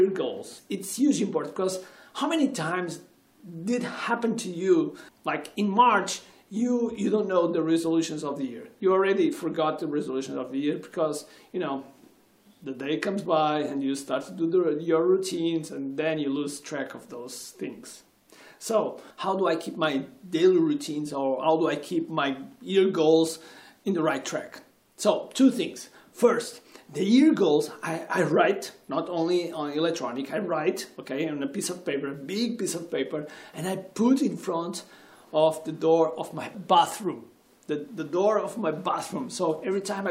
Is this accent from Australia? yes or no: no; Portugal